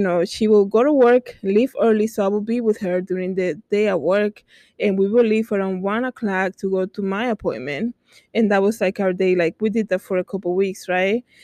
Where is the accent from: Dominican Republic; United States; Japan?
Dominican Republic; English is a second language; moved away; I grew up in the Dominican Republic